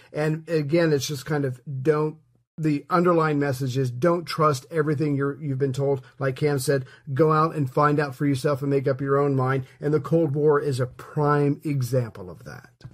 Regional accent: United States; As an American

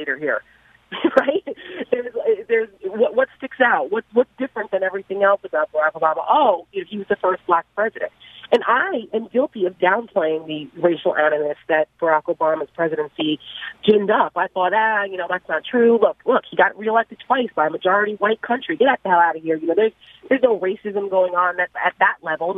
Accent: New Jersey, United States; I'm from North Jersey, right outside New York City, and I didn't experience this kind of racial animus growing up as a kid in the tri-state area

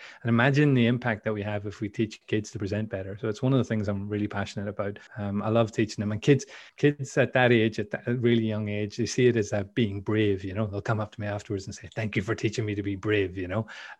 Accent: Belfast, Northern Ireland, United Kingdom; accent: Northern Irish; Northern Irish accent, because people couldn't understand me. So some people get confused and think I'm Canadian or something, but no, I'm pure Belfast originally. That's where I come from.

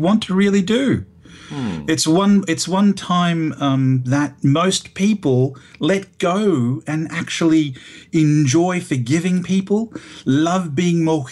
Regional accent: Broadmeadows, Victoria, Australia; also born or lived in Rome, Italy; I was actually born in Rome, but raised in this wonderful place called Broadmeadows, Victoria

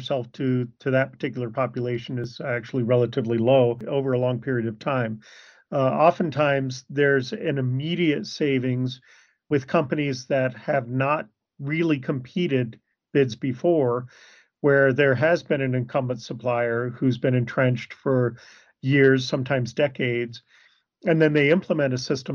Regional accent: Arizona, United States; I'm from Arizona.

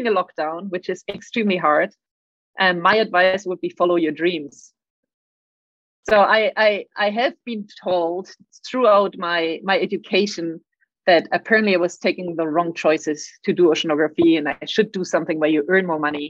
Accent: Berlin, Germany; moved away as an adult; also born or lived in France / Senegal; now in Sydney, Australia; I grew up in Germany. That's why I have a weird accent. Apologies. In Berlin, and that's where I did my high school.

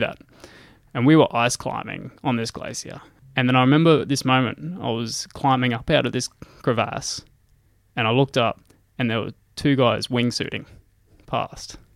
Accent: Gladstone, Queensland, Australia; moved away as an adult; also born or lived in Rockhampton / Nanango; now in Brisbane, Australia; I grew up in Gladstone.

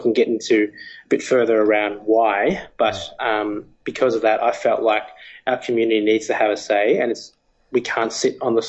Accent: Australia; growing up in Australia.

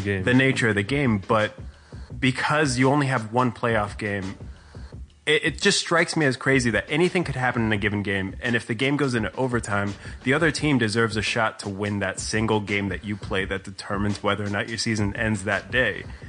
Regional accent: South Florida, United States; I'm I'm from Florida, and uh, South Florida specifically

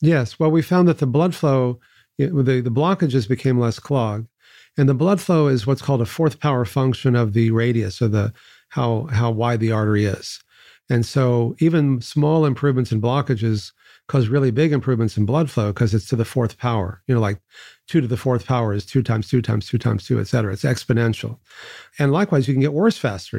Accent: Texas, United States; I grew up in Texas

